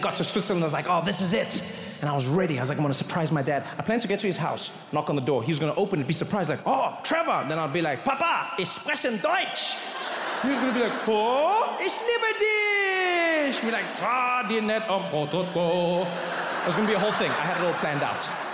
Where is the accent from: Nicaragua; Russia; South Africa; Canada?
South Africa; I grew up in South Africa